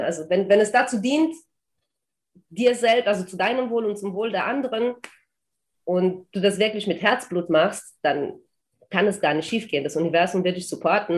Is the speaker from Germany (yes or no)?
yes; Germany; moved away as an adult; also born or lived in Transylvania, Romania; now in Algarve, Portugal; Ich wurde in Rumänien geboren, in Transsilvanien, bin mit zehn Jahren dann nach Deutschland ausgewandert, habe dort im Odenwald gelebt, 14 Jahre lang, bin dort zur Schule gegangen